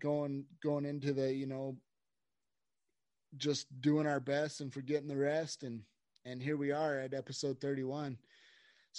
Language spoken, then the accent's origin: English; Idaho, United States; now in Colorado, United States; We're both from Idaho and we've been friends since grade school